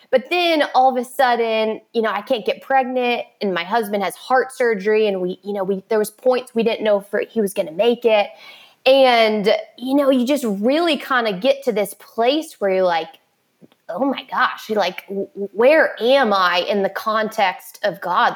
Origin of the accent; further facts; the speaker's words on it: Orlando, Florida, United States; I was born and raised in Orlando, Florida, which is where I currently live